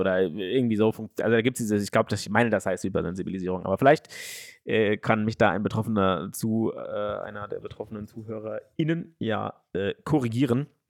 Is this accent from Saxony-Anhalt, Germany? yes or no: no; Frankfurt, Hesse, Germany; in Schwanheim, da wo ich aufgewachsen bin